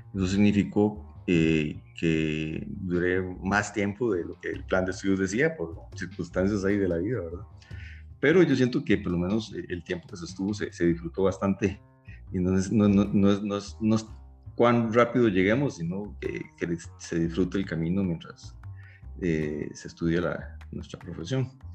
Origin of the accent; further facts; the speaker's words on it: Costa Rica; Eso que a nosotros nos siembra en la Costa Rica, de que, o sea, y ese cariño por no solo por nuestra universidad, sino por nuestro país